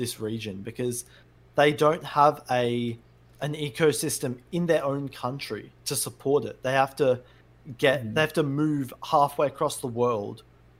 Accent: Australia; we're Australian, okay?

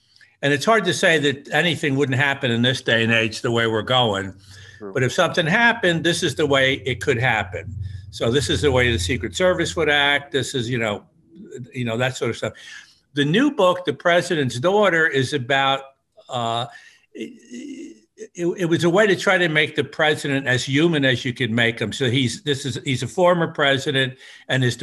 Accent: Newburgh, New York, United States; I grew up the river in Newburgh, about 30 miles up the river. And I still look at the world through the lens of a guy from Newburgh, kid from Newburgh.

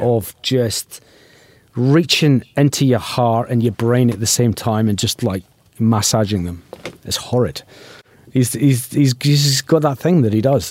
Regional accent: Glasgow, Scotland, United Kingdom; now in Adelaide, Australia; I'm from Glasgow

